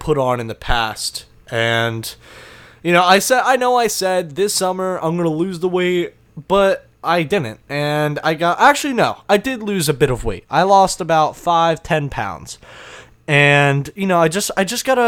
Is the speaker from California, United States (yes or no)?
no; New Jersey, United States; I'm from New Jersey